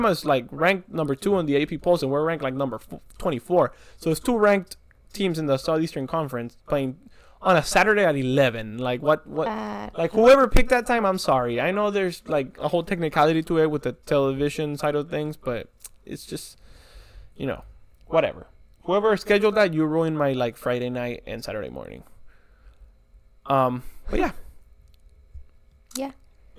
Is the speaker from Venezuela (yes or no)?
yes; Venezuela; now in United States; I was born in Venezuela